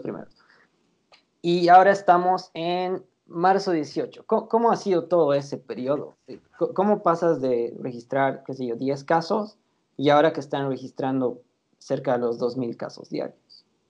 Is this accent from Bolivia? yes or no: yes; Bolivia; como latinos eh, y como bolivianos